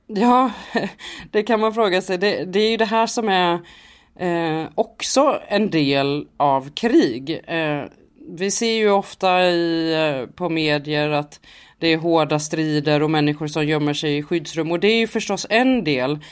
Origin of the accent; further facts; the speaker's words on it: Sweden; vi är från Sverige och att vi kommer från svensk media